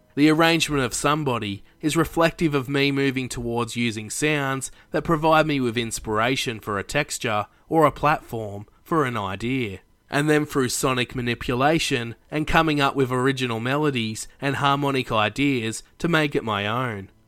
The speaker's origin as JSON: {"language": "English", "country": "Australia", "said": "an Australian myself"}